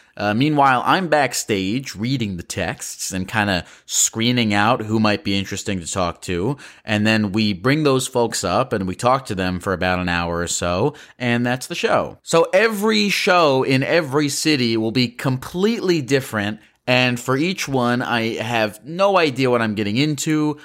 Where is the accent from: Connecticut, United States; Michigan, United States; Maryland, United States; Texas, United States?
Maryland, United States; Baltimore; my hometown of Baltimore, Maryland